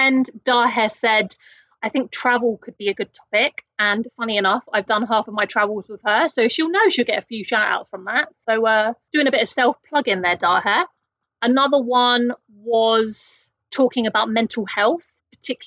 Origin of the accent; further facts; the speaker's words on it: United Kingdom; I am a Brit